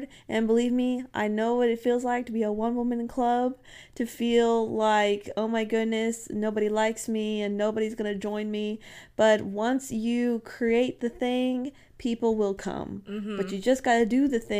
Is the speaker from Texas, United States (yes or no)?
yes; Texas, United States; I'm from Texas.